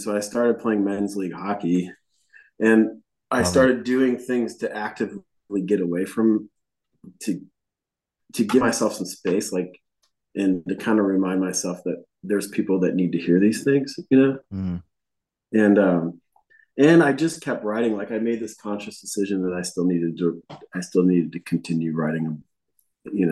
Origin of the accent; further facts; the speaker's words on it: Buffalo, New York, United States; moved away as an adult; now in Nashville, United States; we grew up in Buffalo